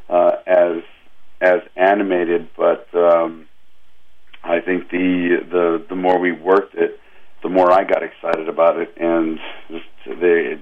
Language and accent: English; Los Angeles, California, United States; I grew up in Los Angeles